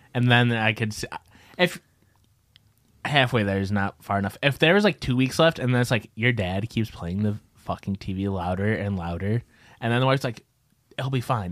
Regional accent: Midwest, United States; we're from the Midwest

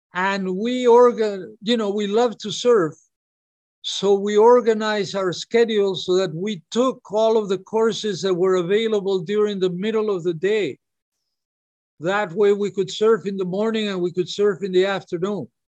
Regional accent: Peru; now in Hawaii, United States; I'm from Peru, I would go, I lived in Hawaii, but I would go back to Peru for a month or two every year.

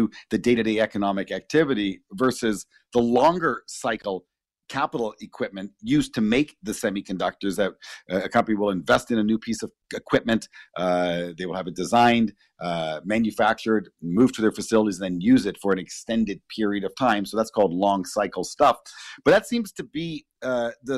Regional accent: Canada; we're Canadian, but we had a lot of American media up here

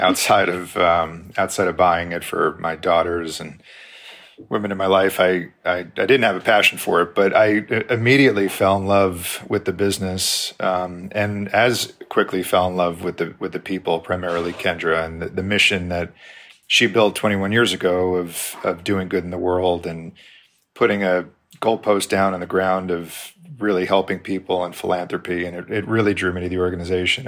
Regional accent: New York, United States; moved away as an adult; now in Texas, United States; I'm from New York originally.

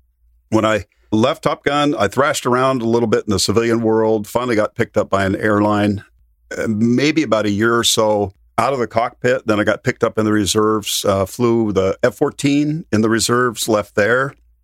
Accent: Colorado, United States; born or raised there; also born or lived in San Diego, California

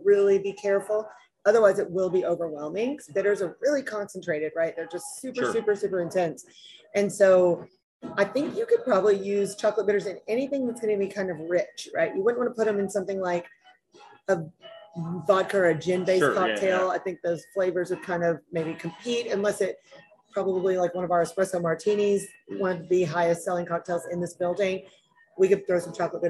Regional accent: right outside of Little Rock, Arkansas, United States; I grew up right outside of Little Rock, Arkansas

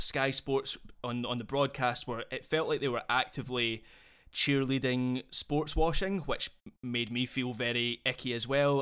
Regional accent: Scotland, United Kingdom; as a Scottish football fan

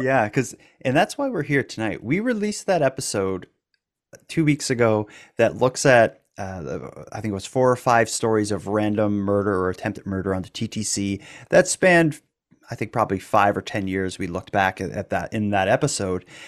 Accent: Cape Breton, Nova Scotia, Canada; I'm from Cape Breton. We're extra hardcore.

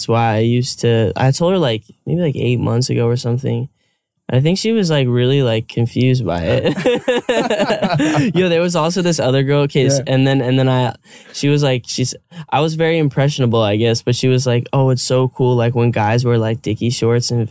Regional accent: Phoenix, Arizona, United States; moved away as an adult; also born or lived in New York / California; I was born in Phoenix, Arizona

